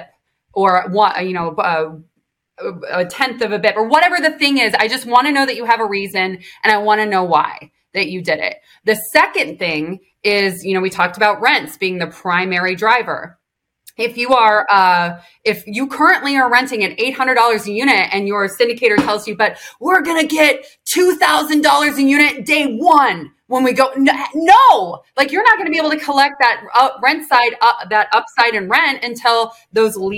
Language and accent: English; Illinois, United States; moved away as an adult; also born or lived in Georgia; I grew up in Illinois